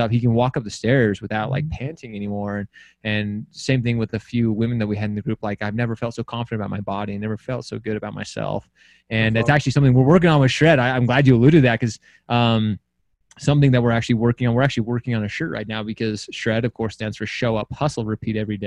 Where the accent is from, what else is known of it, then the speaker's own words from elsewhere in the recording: Utah, United States; I'm from Utah